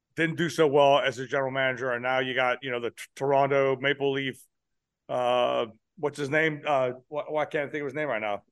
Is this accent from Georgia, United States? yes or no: no; Pittsburgh, Pennsylvania, United States; also born or lived in California; now in South Carolina, United States; So I was born in California, but when I was seven years old, I was in Pennsylvania